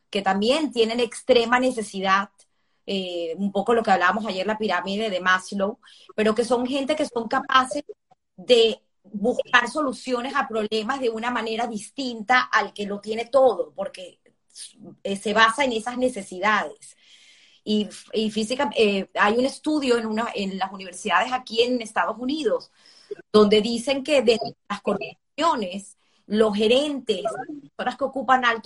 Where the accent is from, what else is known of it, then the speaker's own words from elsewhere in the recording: Venezuela; tenemos nosotros como venezolanos